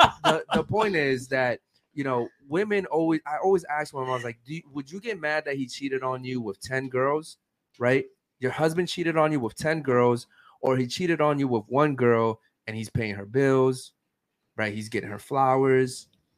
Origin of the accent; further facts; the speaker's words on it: Baltimore, Maryland, United States; now in Miami, United States; No, I'm from Maryland, Baltimore.